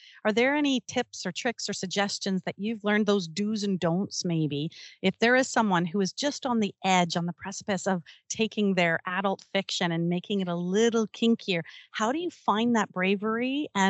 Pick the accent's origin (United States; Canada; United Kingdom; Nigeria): Canada; I'm from Canada, Logan.